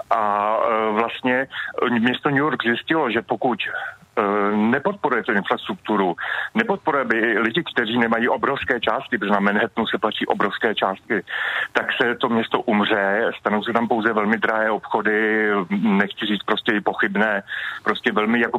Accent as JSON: {"language": "Czech", "region": "Prague", "country": "Czechia", "tie": "born or raised there", "said": "Já jsem vyrůstal na Praze 1"}